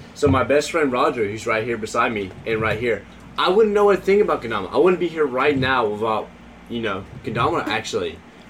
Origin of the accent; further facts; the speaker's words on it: Georgia, United States; You know, I'm from the United States, Southeast, Georgia.